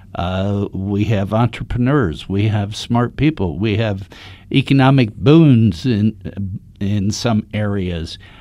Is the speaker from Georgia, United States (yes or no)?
no; Dayton, Ohio, United States; I was born in Reardon, Dayton